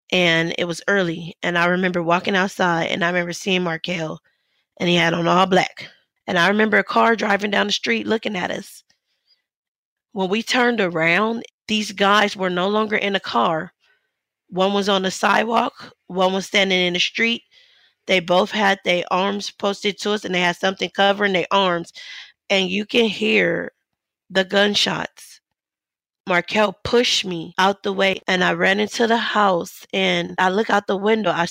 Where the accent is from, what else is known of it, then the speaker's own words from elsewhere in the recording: Los Angeles, California, United States; Growing up in South Central LA, my father grew up without his dad.